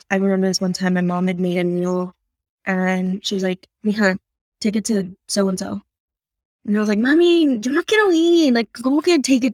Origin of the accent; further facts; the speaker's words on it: San Antonio, Texas, United States; I grew up on the South Side, but like I mentioned, my dad was a janitor on the east side of San Antonio.